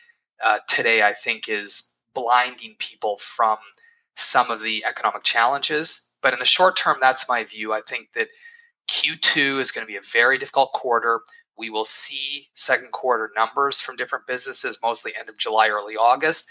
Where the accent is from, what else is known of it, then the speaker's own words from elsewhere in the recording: Edmonton, Alberta, Canada; I was born in Edmonton